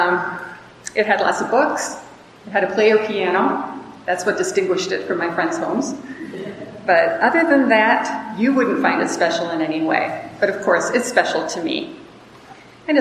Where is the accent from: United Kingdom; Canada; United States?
United States; Wisconsin; moved away as an adult; now in Mexico; I grew up in Wisconsin